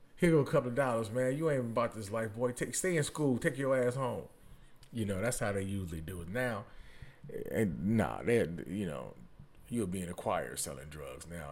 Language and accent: English; Detroit, Michigan, United States; I'm from Detroit